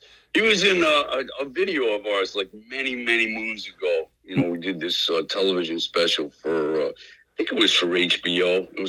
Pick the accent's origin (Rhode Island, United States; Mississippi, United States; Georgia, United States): Rhode Island, United States; North Providence; I'm from North Providence.